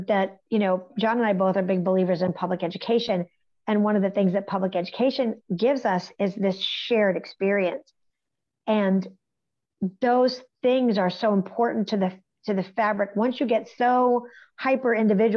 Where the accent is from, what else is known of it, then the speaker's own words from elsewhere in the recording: West Virginia, United States; Growing up in West Virginia, this is where I got my theater experience